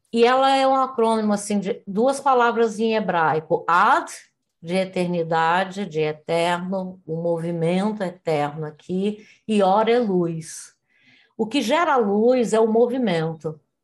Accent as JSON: {"language": "Portuguese", "region": "Rio de Janeiro", "country": "Brazil", "tie": "born or raised there", "moved": "as an adult", "said": "nasci no Rio de Janeiro, cidade maravilhosa na época em que eu nasci"}